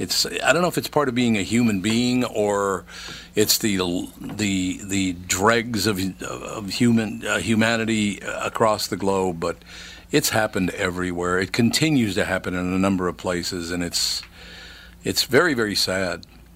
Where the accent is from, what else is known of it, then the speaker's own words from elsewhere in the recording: Minnesota, United States; But we as Minnesotans, and again, I was born in Minnesota, raised in Minnesota, came back to Minnesota after I had left to do some business elsewhere.